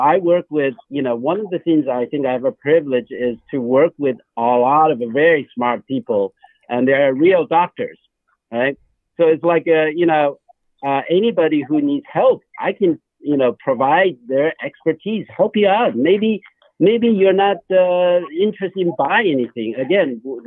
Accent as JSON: {"language": "English", "country": "China", "tie": "born or raised there", "moved": "yes", "said": "I was born in China"}